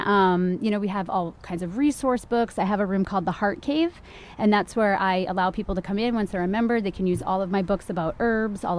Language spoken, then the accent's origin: English; Maine, United States; also born or lived in California / Rockland, Massachusetts; now in Massachusetts, United States; I was lucky to be born and raised in Maine